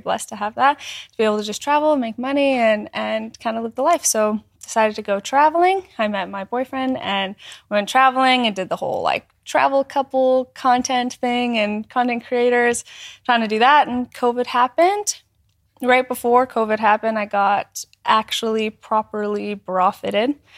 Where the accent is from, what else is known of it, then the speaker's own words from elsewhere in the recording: small town in northern Alberta, Canada; moved away; I'm from Canada. Yeah. Um, a small town in northern Alberta. I grew up